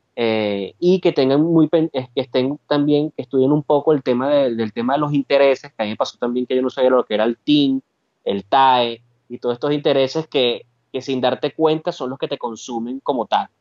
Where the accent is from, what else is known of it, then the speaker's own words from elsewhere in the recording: Caracas, Capital District, Venezuela; moved away as an adult; now in Spain; De Caracas, oriundo de San José Cotiza